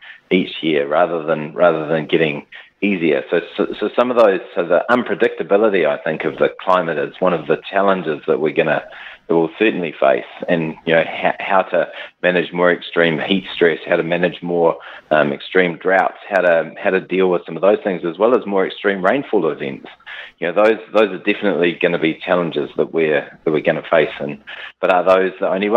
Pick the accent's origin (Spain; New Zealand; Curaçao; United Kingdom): New Zealand; also born or lived in South Africa / Central Otago; I was five when we came to New Zealand